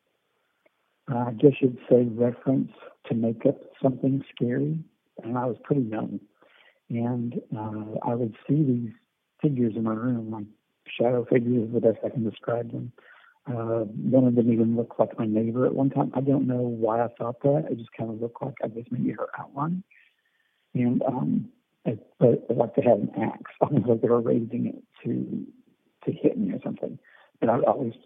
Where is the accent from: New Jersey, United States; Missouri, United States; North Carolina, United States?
Missouri, United States; the Ozarks; I was born in Missouri. I was raised there in the Ozarks